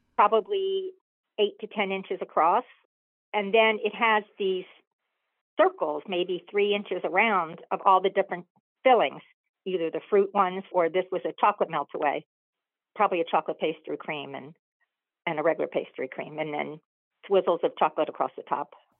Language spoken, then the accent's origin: English; Coral Gables area, South Florida, United States; also born or lived in Boston, Massachusetts; growing up, there was a bakery in Coral Gables that we all loved.